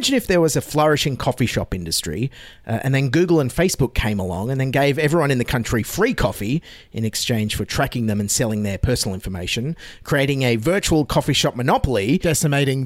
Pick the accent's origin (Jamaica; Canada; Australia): Australia; As an Australian